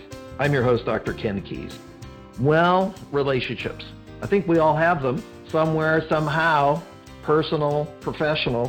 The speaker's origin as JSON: {"language": "English", "town": "Vancouver", "region": "British Columbia", "country": "Canada", "said": "I'm from Vancouver. I'm in Vancouver"}